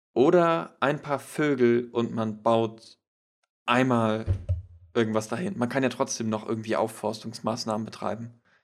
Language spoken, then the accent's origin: German; Schleswig-Holstein, Germany; wir kommen aus Schleswig-Holstein